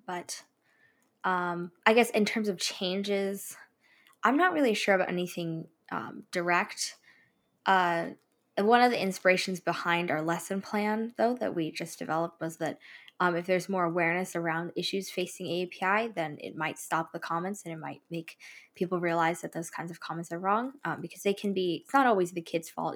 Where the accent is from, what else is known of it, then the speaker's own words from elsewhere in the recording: California, United States; also born or lived in East Bay, near Oakland; I spent a little bit of my childhood down in Southern California, and then I moved here, like, to the Bay Area around five years ago